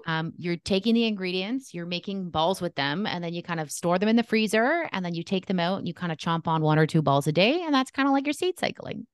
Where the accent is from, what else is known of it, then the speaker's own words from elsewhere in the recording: Canada; I am Canadian